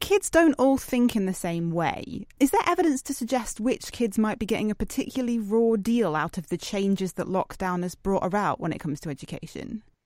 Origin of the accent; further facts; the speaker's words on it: United Kingdom; as a British person